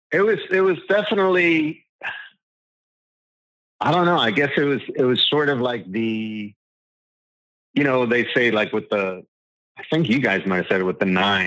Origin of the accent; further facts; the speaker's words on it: Long Island, New York, United States; You know, I grew up on Long Island, so it was like hair.